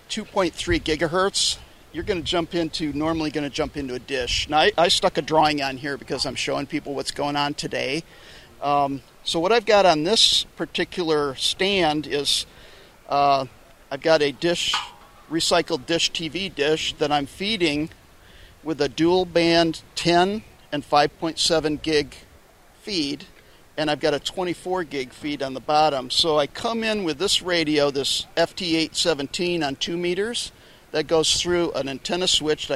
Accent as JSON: {"language": "English", "town": "Grand Rapids", "region": "Michigan", "country": "United States", "said": "I'm from Grand Rapids, Michigan"}